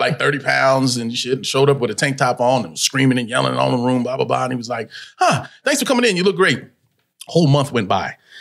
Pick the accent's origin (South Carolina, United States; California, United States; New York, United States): California, United States; Los Angeles; I was born in Pacoima, California which is in the valley